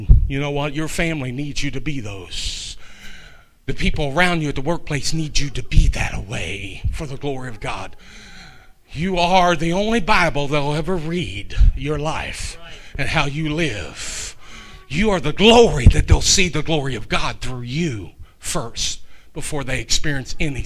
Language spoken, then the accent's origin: English; Kentucky, United States; I'm a Shecky from Kentucky